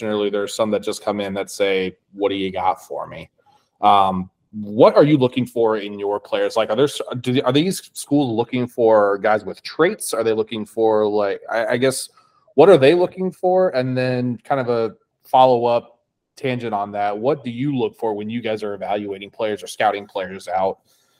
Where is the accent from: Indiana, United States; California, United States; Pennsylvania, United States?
Indiana, United States; I'm from Indiana.